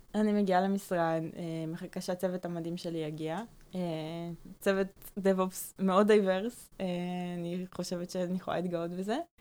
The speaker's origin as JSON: {"language": "Hebrew", "town": "Karmiel", "region": "Northern District", "country": "Israel", "moved": "yes", "lives_now": "Tel Aviv, Israel", "said": "אני מכרמיאל במקור"}